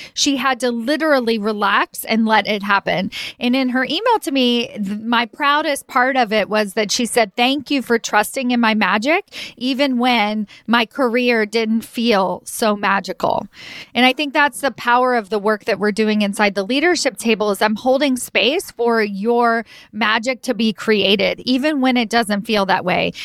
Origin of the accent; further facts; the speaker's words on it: Kentucky, United States; moved away as an adult; also born or lived in New York City; took me home, meaning back to Kentucky.